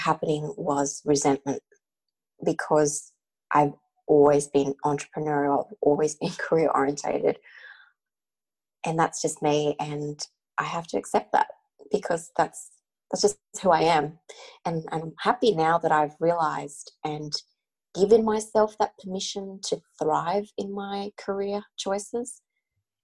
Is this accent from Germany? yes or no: no; Australia; being Australian born and growing up, you know, in the Australian school system